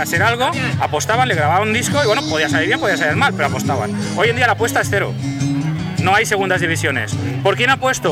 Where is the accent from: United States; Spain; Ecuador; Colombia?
Spain